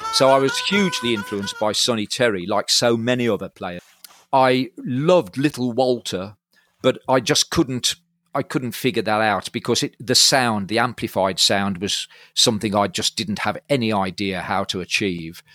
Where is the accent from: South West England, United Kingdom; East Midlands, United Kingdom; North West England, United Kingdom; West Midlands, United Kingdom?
West Midlands, United Kingdom; Halesowen; also born or lived in Kidderminster; now in Birmingham, United Kingdom; Up until the age of, into my twenties, I was in Hales Owen